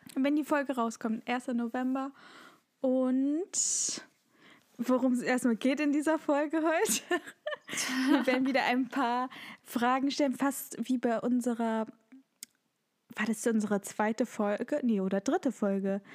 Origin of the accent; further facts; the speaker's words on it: Germany; bei uns in Deutschland